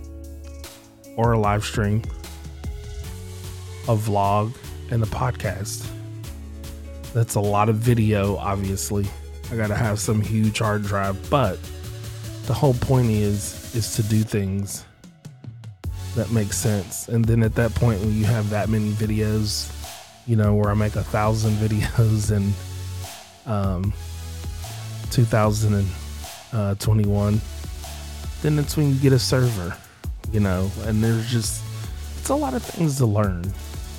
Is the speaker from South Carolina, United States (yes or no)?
no; Indiana, United States; now in Seattle, United States; I'm from Indiana